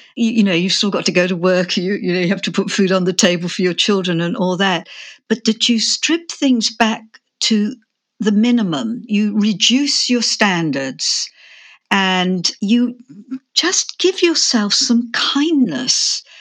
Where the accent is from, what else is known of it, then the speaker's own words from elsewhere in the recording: England, United Kingdom; moved away; also born or lived in Australia; I'm English, but I had lived in Australia for twenty-five years